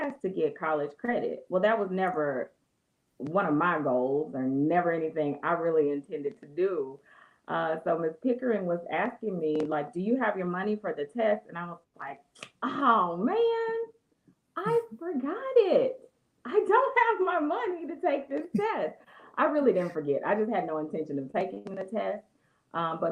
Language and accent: English; Little Rock, Arkansas, United States; also born or lived in Elaine, Arkansas; I was born in Elaine, Arkansas, but I was raised from first grade on in Little Rock.